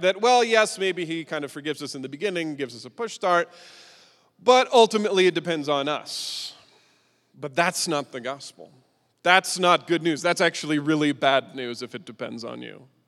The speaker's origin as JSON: {"language": "English", "town": "Indianapolis", "region": "Indiana", "country": "United States", "moved": "as an adult", "lives_now": "Svitlovodsk, Ukraine", "said": "I'm originally from Indianapolis, but have been now living and serving in Ukraine for over seventeen years"}